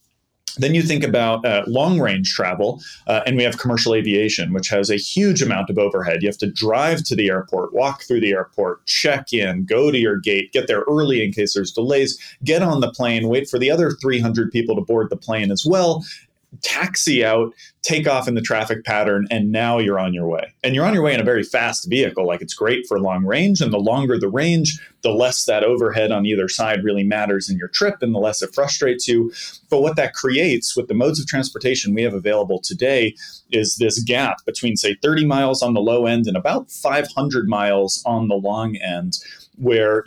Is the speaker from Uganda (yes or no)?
no; Boston, Massachusetts, United States; I grew up in the Boston area